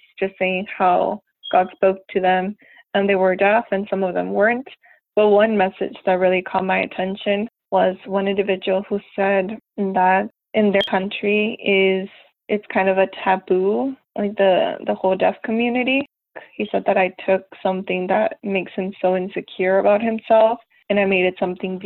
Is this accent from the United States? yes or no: yes; United States; also born or lived in Mexico; I was born in Mexico and raised here in the States, but I live 15 minutes away from the border